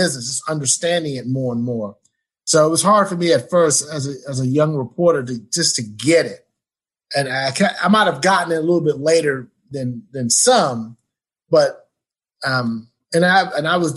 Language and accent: English; New York, United States; moved away as an adult; also born or lived in Indiana / Pittsburgh; now in Plano, United States; I'm from New York.